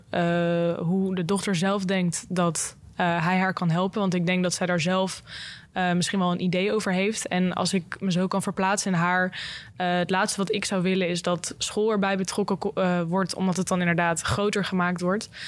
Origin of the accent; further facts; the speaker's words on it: Wageningen, Gelderland, Netherlands; en ik kom ook uit Wageningen en ik studeer bedrijfs- en consumentenwetenschappen.